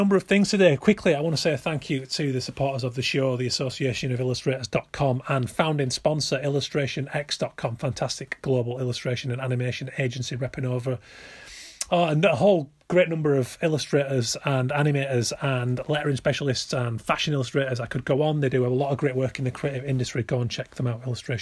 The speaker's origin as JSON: {"language": "English", "area": "between Bradford and Leeds", "region": "Yorkshire and the Humber", "country": "United Kingdom", "tie": "born or raised there", "moved": "yes", "said": "I'm West Yorkshire originally. Chiefly between Bradford and Leeds"}